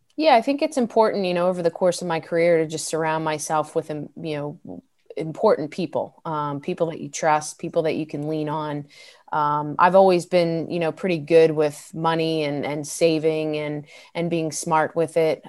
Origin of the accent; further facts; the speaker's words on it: Delran, New Jersey, United States; growing up in Del Ran, uh, it was South Jersey, very close to Philadelphia